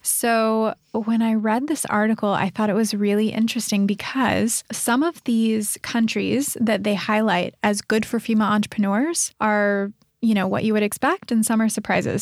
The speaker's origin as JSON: {"language": "English", "region": "American Midwest", "country": "United States", "tie": "born or raised there", "also_born_or_lived": "New York City / Boulder, Colorado", "moved": "as an adult", "lives_now": "Sydney, Australia", "said": "I grew up in the American Midwest"}